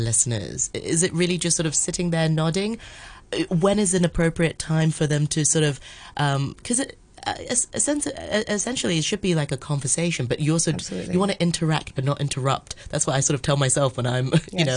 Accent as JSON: {"language": "English", "country": "Hong Kong", "tie": "born or raised there", "said": "growing up in Hong Kong, we realize it's quite a transient place"}